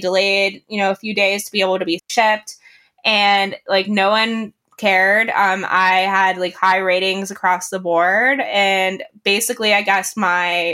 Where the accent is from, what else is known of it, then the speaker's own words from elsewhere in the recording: Johnstown, Pennsylvania, United States; my hometown, Johnstown, Pennsylvania